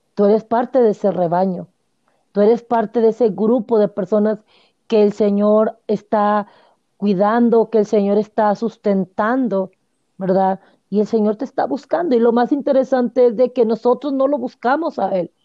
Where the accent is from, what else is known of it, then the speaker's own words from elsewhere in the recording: Monterrey, Nuevo León, Mexico; moved away; yo soy de allá de Monterrey